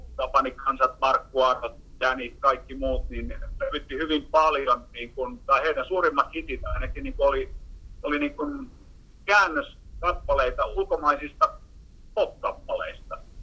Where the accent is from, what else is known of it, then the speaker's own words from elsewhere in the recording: Heinola, Päijät-Häme, Finland; moved away; also born or lived in Helsinki / Kuusankoski; entisessä kotikaupungissa niin Heinolasta